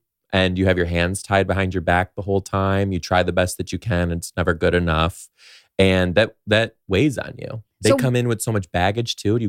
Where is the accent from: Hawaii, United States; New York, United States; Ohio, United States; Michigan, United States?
Michigan, United States; Detroit; outside Detroit.